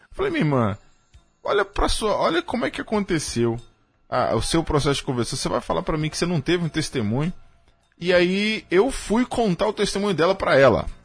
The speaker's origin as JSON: {"language": "Portuguese", "town": "Crateús", "region": "Ceará", "country": "Brazil", "said": "seminarista Vitor, meu conterrâneo, sou de. sou cearense também, da cidade de Crateus."}